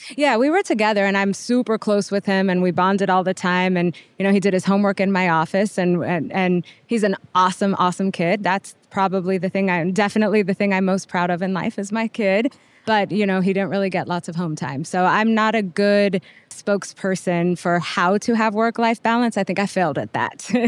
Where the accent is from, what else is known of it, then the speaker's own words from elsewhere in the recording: El Paso, Texas, United States; moved away as an adult; also born or lived in Boston, Massachusetts / Lubbock, Texas; I'm from El Paso, Texas. I was born and raised there